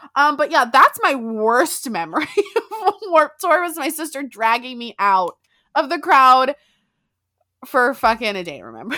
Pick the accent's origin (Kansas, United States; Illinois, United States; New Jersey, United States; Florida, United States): Florida, United States; South; I'm from South Florida